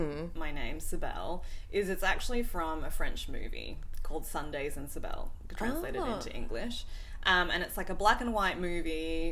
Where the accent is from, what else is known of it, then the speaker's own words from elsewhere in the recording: Sydney, New South Wales, Australia; moved away as an adult; now in Vancouver, Canada; I decided to come to Vancouver because I just wanted a change. So I didn't want to work at the company that I was at my hometown anymore. I'm from Sydney in Australia.